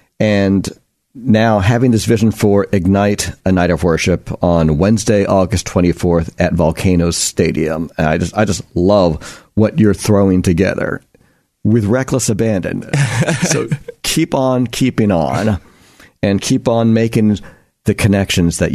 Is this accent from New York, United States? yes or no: yes; New York, United States; now in Pacific Northwest, United States; I grew up in New York, big sports fan, big baseball fan, but I was so unfamiliar with Calvary Chapel until I moved to the Pacific Northwest.